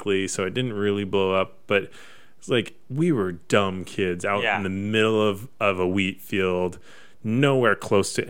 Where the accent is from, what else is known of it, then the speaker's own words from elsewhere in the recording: Pullman, Washington, United States; growing up in Pullman